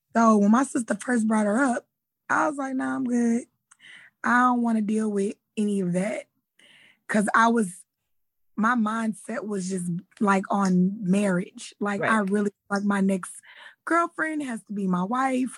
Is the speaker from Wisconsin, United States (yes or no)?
no; Houston, Texas, United States; I'm from Houston, Texas